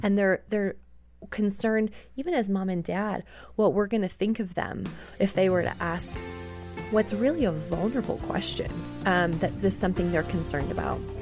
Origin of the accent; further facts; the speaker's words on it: Canada; moved away; I grew up in Canada